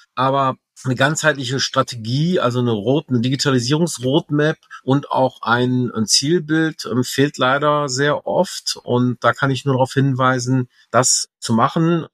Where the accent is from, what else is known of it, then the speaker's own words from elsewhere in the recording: Rhineland, Germany; ich Rheinländer bin